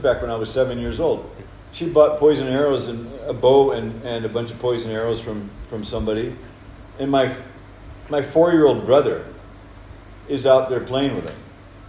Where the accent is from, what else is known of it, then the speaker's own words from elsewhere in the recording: Kerawa Mission Station, DR Congo; I was born over in Congo at Kerawa Mission Station in 1955. And grew up in that area